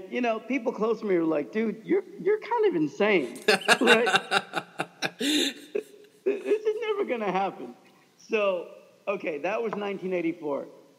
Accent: Kansas, United States; moved away; a slightly disabled Pakistani kid growing up in Kansas

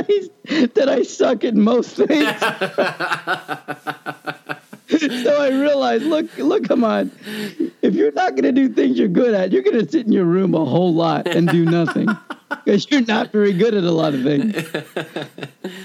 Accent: Kansas, United States; we grew up in Kansas

